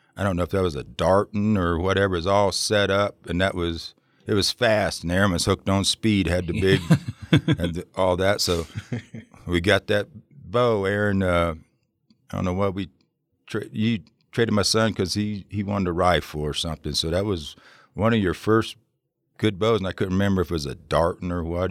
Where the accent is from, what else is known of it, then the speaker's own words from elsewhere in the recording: Ohio, United States; now in Oregon, United States; I come from Ohio originally